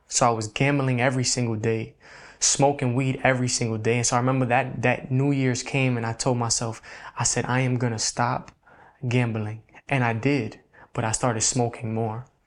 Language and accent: English; New York City, New York, United States; I was born and raised in the Bronx, New York.